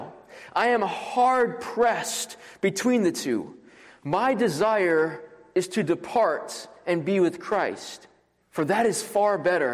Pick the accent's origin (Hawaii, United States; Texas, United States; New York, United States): Hawaii, United States; Maui; moved away as an adult; now in Louisville, United States; I am originally from Maui, Hawaii, and I came here for Southern Seminary